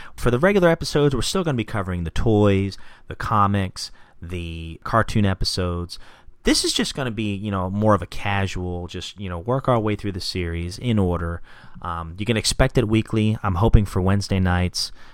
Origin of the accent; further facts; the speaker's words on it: Gloucester City, New Jersey, United States; also born or lived in Philadelphia, Pennsylvania; I was born in Philadelphia, and we ended up moving to Gloucester City, New Jersey in 1990.